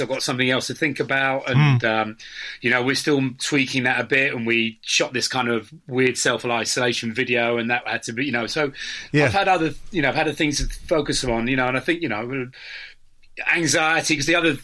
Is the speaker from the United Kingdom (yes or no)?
yes; Cambridge, East of England, United Kingdom; I grew up in Cambridge.